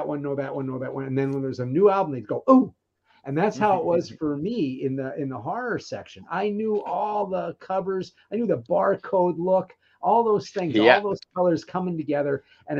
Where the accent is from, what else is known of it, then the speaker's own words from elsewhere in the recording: Philadelphia, Pennsylvania, United States; now in Bay Area, United States; So I'm out in the Bay Area now, but I grew up outside of Philly.